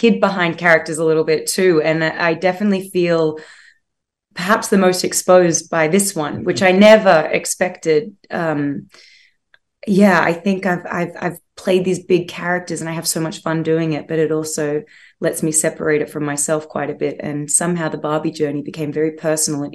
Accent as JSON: {"language": "English", "country": "Australia", "accent": "Australian", "said": "I'm Australian"}